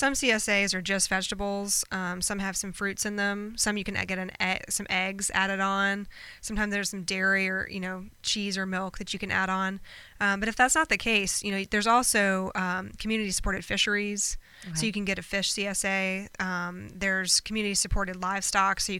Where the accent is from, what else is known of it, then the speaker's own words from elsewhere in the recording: North Carolina, United States; now in Charleston, United States; I'm from North Carolina originally